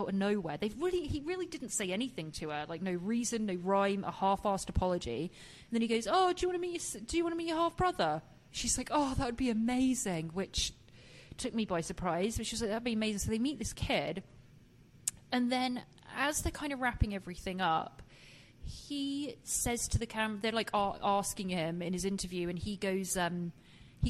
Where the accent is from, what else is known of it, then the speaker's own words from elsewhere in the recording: England, United Kingdom; moved away; being English myself